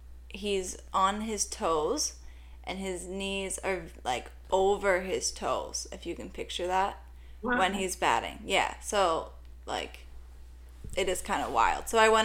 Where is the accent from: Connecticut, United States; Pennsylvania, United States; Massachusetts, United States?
Pennsylvania, United States; Pittsburgh; I'm from Pittsburgh.